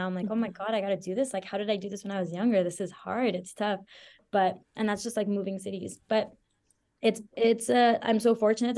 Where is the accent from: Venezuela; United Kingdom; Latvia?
Venezuela; also born or lived in Belgium; now in Canada; I'm from Venezuela, and I lived in Belgium too for a couple of years